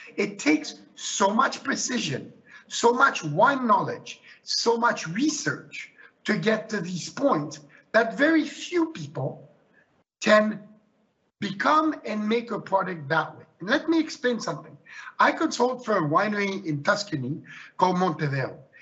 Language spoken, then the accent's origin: English; Switzerland; moved away; I was born and raised in Switzerland